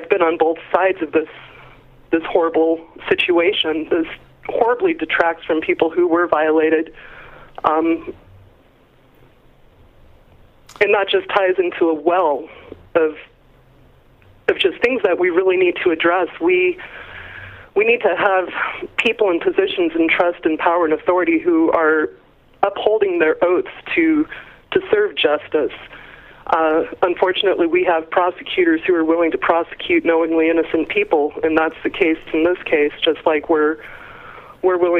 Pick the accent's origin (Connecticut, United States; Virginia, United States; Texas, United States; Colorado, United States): Colorado, United States; I'm from Colorado